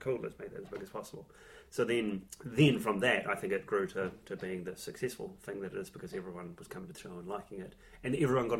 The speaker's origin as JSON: {"language": "English", "country": "New Zealand", "said": "I'm from New Zealand"}